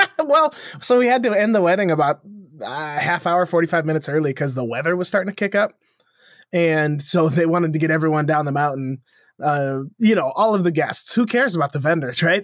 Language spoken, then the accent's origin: English; Montana, United States; now in Missoula, United States; I grew up in small town Montana